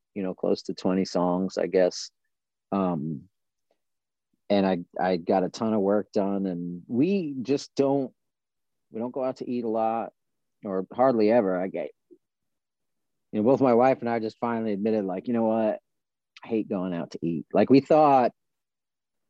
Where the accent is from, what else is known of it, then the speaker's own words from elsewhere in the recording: Long Island, New York, United States; moved away as an adult; also born or lived in Buffalo, New York / Albany, New York / Binghamton, New York / California; now in Georgia, United States; I grew up on Long Island. I left home when I was 19 going on 20 and moved to Buffalo